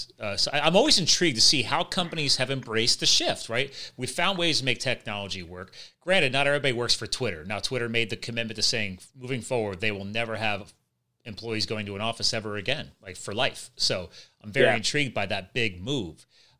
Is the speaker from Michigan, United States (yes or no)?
no; New Jersey, United States; born there; now in Pennsylvania, United States; I was born in Jersey, but I live in Pennsylvania now.